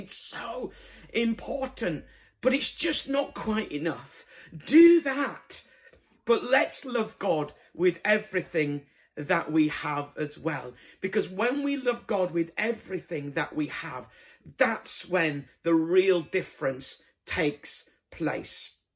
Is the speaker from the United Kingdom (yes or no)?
yes; Bradford, Yorkshire and the Humber, United Kingdom; moved away; I'm originally from Bradford